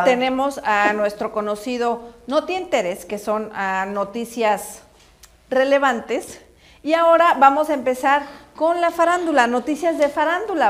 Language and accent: Spanish; Mexico; now in United States; aquí yo en México obviamente pues no acostumbrábamos esta tradición